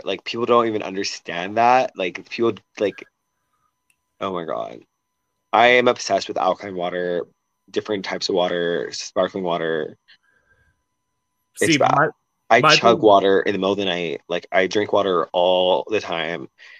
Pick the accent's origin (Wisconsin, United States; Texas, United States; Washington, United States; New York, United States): Washington, United States; Seattle; I'm a liquids person. Like, I'm from Seattle, so I love coffee.